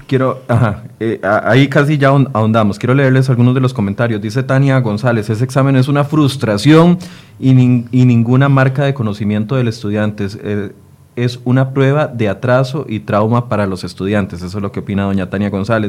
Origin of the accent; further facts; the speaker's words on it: Costa Rica; como costarricense